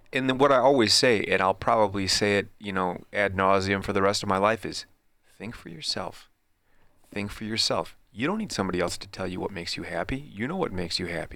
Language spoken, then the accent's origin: English; Midwest, United States; me growing up in the Midwest